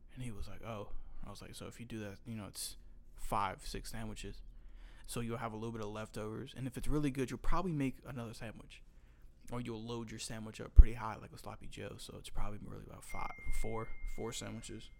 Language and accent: English; North Carolina, United States; I grew up in North Carolina